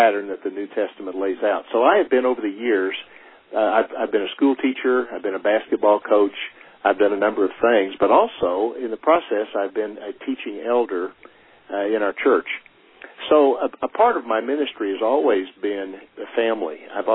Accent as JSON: {"language": "English", "region": "Oklahoma", "country": "United States", "moved": "yes", "lives_now": "Colville, United States", "said": "I'm originally from Oklahoma"}